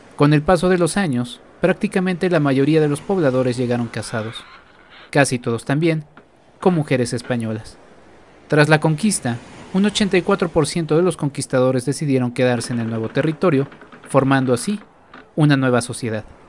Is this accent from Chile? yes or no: no; Mexico; como mexicanos